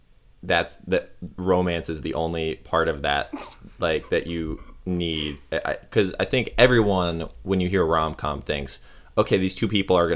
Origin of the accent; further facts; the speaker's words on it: Clearwater, Florida, United States; Because I'm from Clearwater, Florida, the home of the World Scientology Church.